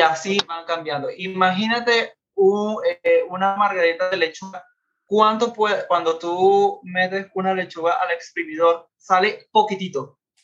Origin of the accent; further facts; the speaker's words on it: Venezuela; moved away as an adult; now in Orlando, United States; Yo vengo de Venezuela. Tengo aproximadamente viviendo en Orlando ya cuatro años.